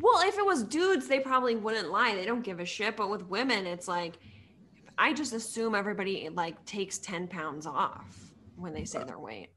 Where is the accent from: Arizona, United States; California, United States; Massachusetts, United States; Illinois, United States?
Massachusetts, United States; Sudbury; moved away as an adult; also born or lived in Purdue (Indiana); I grew up in Sudbury, so, like, forty-five minutes outside of the city.